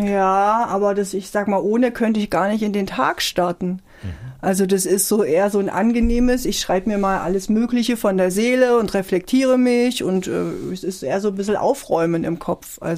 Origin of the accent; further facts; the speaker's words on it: Tromsdorf, Saxony-Anhalt, Germany; Ich komme auch aus Tromsdorf übrigens, so heißt das Dorf, wo ich